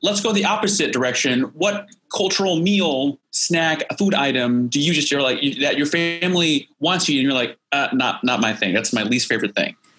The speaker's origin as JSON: {"language": "English", "region": "Indiana", "country": "United States", "said": "I'm from Indiana"}